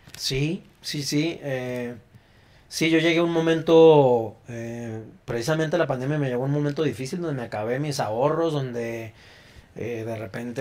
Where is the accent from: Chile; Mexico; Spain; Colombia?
Mexico; como ciudadanos y como mexicanos